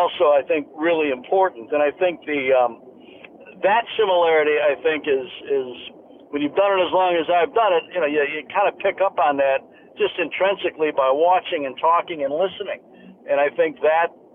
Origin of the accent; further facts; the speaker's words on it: Chicago, Illinois, United States; moved away as an adult; also born or lived in San Francisco; Growing up in Chicago